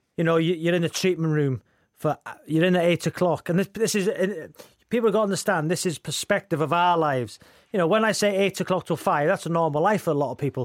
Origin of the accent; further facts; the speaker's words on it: Wrexham, Wales, United Kingdom; that kid growing up in Wrexham